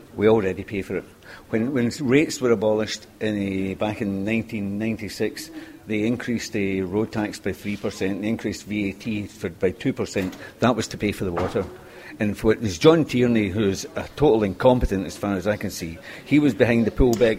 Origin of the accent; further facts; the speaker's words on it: Scotland, United Kingdom; moved away as an adult; now in Limerick, Ireland; I'm from Scotland